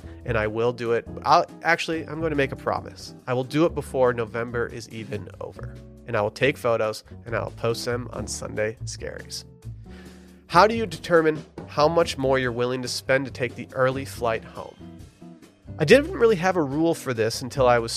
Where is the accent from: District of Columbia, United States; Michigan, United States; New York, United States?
Michigan, United States; Harbor Springs; my hometown of Harbor Springs, Michigan